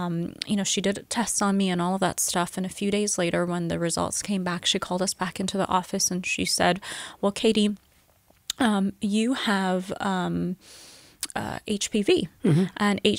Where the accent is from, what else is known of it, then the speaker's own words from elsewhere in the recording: Middle East, Iran; also born or lived in England; No, I was born in England. Mm-hmm. But I lived in the Middle East for most of my life. Wow. And I am Persian. I am from the Middle East.